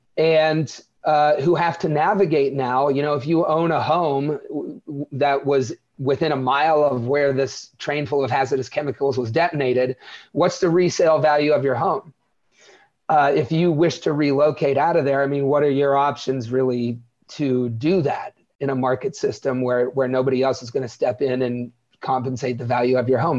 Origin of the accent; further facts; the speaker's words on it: Wellsville, Ohio, United States; Where I grew up, Wellsville, is thirty-five hundred people